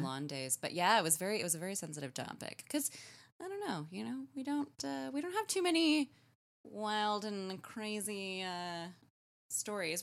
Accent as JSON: {"language": "English", "country": "Canada", "said": "as a Canadian"}